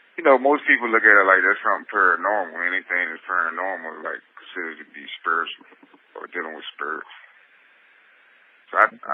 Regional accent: Maryland, United States; now in Haynesville, United States; I'm currently locked up at Haynesville, inside Virginia. I'm originally from Maryland.

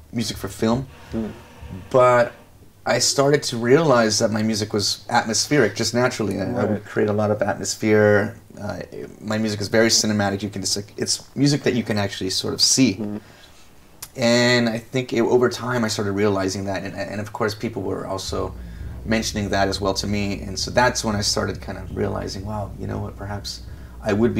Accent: Los Angeles, California, United States; I'm from Los Angeles, and there you have Hollywood.

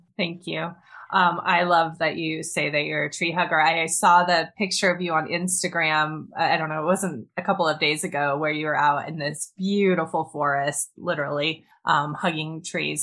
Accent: Montana, United States; I grew up in the mountains of Montana in northwestern US.

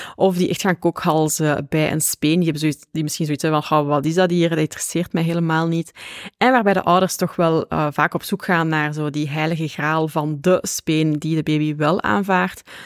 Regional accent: Flanders, Belgium; ik ben een Vlaamse

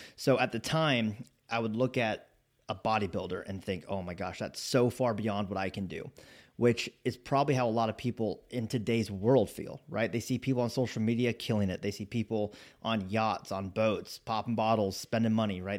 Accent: Spokane, Washington, United States; moved away as an adult; I grew up in Spokane, Washington

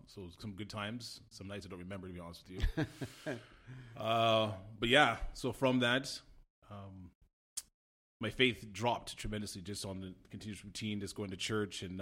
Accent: Montreal, Quebec, Canada; moved away as an adult; also born or lived in Toronto / Arthur, Ontario; born and raised in Montreal

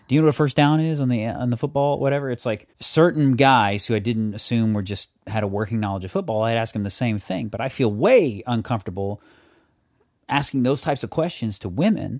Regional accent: the South, United States; I'm from the South

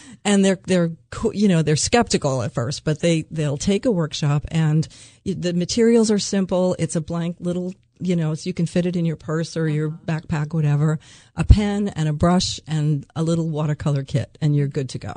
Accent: New York, United States; also born or lived in Phoenix, Arizona; now in Milford, Delaware, United States; We grew up in New York and we were at the beaches all summer, and then we spent 30 years of our lives in Phoenix in the desert

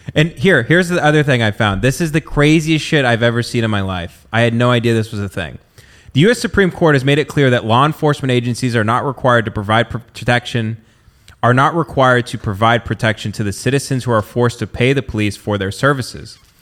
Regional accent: the South, United States; people that grew up in the South

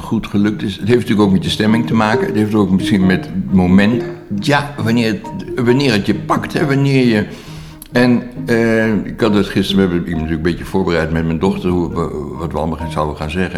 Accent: Haarlem, North Holland, Netherlands; Ik ben in Haarlem opgegroeid in de jaren 60.

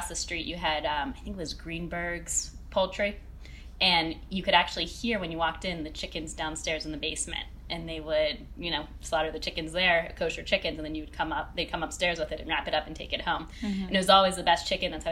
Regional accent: Pittsburgh, Pennsylvania, United States; now in Cleveland, United States; growing up in Pittsburgh

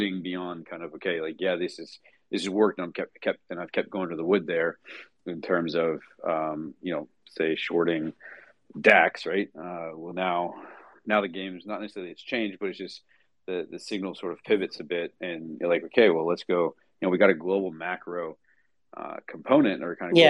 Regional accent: Toronto, Ontario, Canada; now in United States; I'm a Canadian boy, so I was born in Toronto. I'm American now

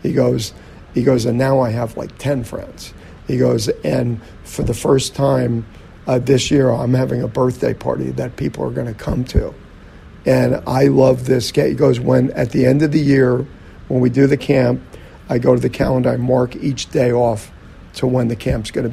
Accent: New Jersey, United States; we grew up in New Jersey and, you know, there was a lot of, you know, bigotry and stuff that went on in our neighborhood, blue collar

